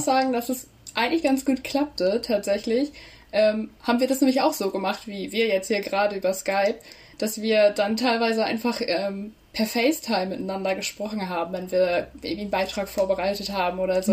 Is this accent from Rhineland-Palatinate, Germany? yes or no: no; Leer, Lower Saxony, Germany; now in Hannover, Germany; ich komme aus Leer quasi, aus ah. Mormaland.